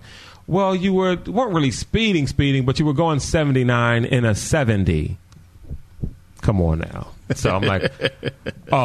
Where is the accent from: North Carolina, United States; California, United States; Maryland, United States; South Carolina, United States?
Maryland, United States; I'm from Maryland